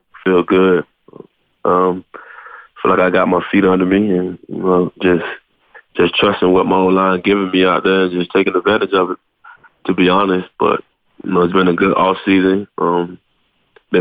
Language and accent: English; Miami, Florida, United States; moved away as an adult; Back home, back in Miami